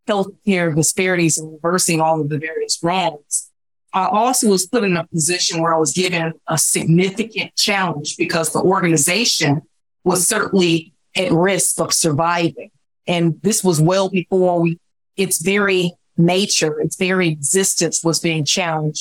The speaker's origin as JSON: {"language": "English", "town": "Chicago", "region": "Illinois", "country": "United States", "tie": "born or raised there", "said": "I'm born and raised in Chicago."}